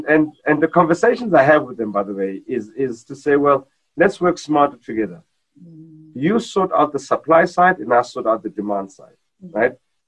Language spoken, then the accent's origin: English; South Africa; just being a South African.